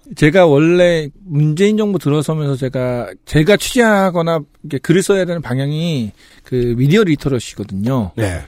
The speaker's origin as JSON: {"language": "Korean", "region": "Jeju", "country": "South Korea", "said": "저희 그 제주도민 입장에서는"}